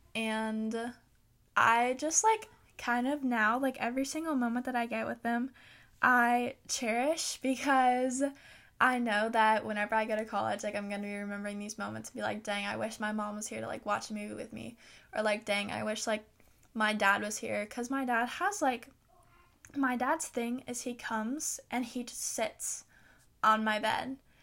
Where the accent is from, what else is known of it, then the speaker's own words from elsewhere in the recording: the South, United States; I live in the South